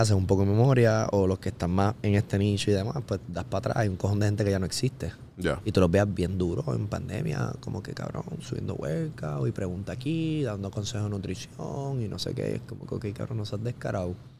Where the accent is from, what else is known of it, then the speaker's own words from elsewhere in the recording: Carolina, Puerto Rico; yo soy de Carolina